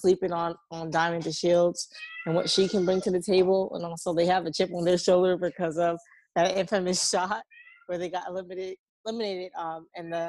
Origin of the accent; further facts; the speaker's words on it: New York, United States; I'm from New York